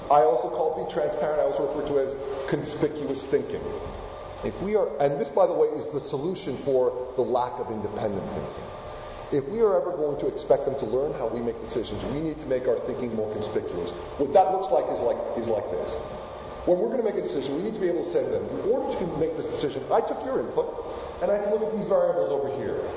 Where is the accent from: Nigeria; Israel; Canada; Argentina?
Argentina; first language Spanish; English is a second language; moved away; I was born in Argentina. My first language is indeed Spanish.